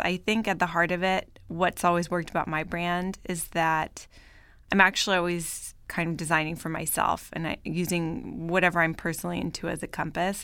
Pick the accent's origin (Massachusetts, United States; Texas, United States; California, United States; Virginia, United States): California, United States; Bay Area, Northern; moved away as an adult; also born or lived in Paris, France / New York, United States; now in Los Angeles, United States; I grew up in Northern California, in the Bay Area